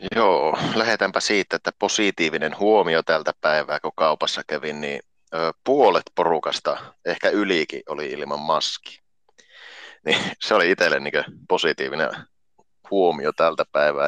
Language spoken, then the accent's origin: Finnish; Oulu, North Ostrobothnia, Finland; Oulusta on.